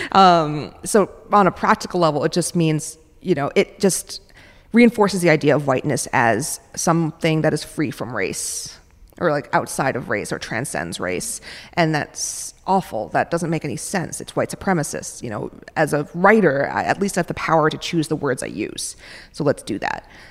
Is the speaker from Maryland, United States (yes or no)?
no; New York City, New York, United States; also born or lived in Minneapolis, Minnesota; now in San Francisco, United States; I grew up in New York City